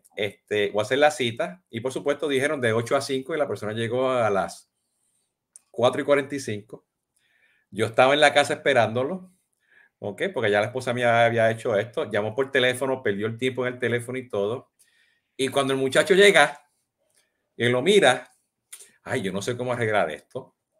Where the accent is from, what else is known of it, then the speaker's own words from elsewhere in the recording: Puerto Rico; como buen puertorriqueño